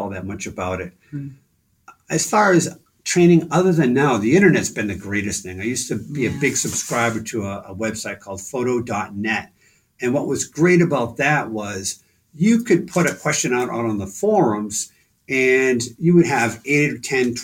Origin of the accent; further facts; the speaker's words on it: Stoneham, Massachusetts, United States; moved away as an adult; also born or lived in Somersworth, New Hampshire / Dover, New Hampshire / Melrose, Massachusetts; I grew up in Stoneham, Mass